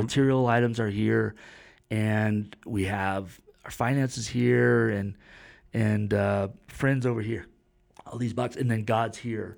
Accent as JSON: {"language": "English", "region": "Florida", "country": "United States", "tie": "born or raised there", "said": "I was born in Florida"}